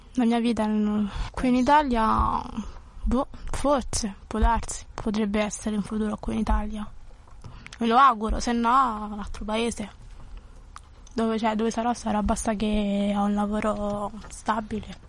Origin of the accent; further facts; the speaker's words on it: Lagos, Nigeria; also born or lived in Abuja; now in Italy; vivevo in Nigeria, a Lagos, stavo in città